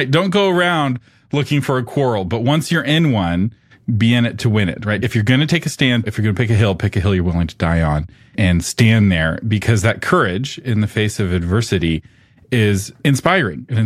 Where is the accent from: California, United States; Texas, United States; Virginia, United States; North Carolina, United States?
Texas, United States; I will say, as a Texan, I very much enjoyed